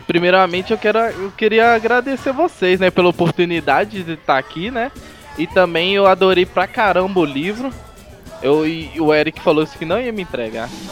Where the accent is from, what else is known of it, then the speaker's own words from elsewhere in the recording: Belo Horizonte, Minas Gerais, Brazil; Sou aqui de Belo Horizonte, melhor cidade de Minas Gerais.